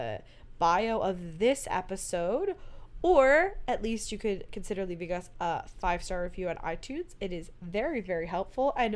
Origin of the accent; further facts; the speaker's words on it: Pennsylvania, United States; Growing up in Pennsylvania